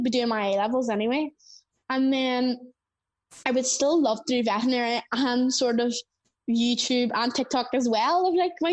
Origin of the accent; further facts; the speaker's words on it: Northern Ireland, United Kingdom; accent: Northern Irish; we have quite a strong accent here in Northern Ireland